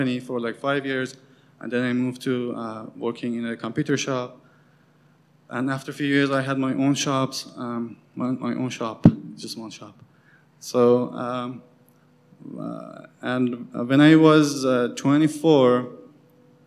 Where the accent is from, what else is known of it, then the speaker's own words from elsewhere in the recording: Qom, Qom Province, Iran; moved away; I'm from Iran, for those of you who don't know me. And I grew up in a most religious city in Iran called Qom